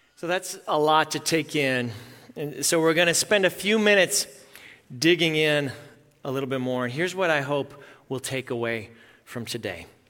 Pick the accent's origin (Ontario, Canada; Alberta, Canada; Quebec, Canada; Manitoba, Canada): Manitoba, Canada; Melita; moved away; both sets of my grandparents lived in my hometown, Melita, Manitoba.